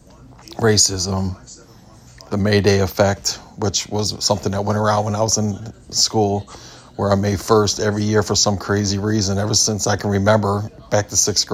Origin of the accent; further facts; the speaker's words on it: Cleveland, Ohio, United States; I'm from Cleveland, Ohio. I grew up in the 80s in Cleveland